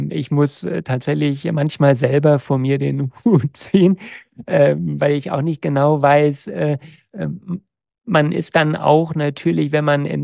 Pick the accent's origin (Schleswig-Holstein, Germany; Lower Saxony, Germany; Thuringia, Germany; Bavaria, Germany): Lower Saxony, Germany; now in Berlin, Germany; ich war dann im Grunde wahnsinnig genug, um als Niedersachse, weißt du, bei mir in der Nachbarschaft waren auch Kühe und Schweine, und zu sagen, ich gehe nach äh, Berlin.